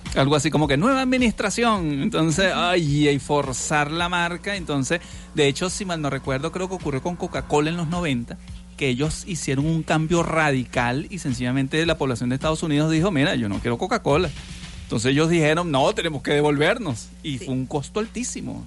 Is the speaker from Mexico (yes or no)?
no; Venezuela; como somos venezolanos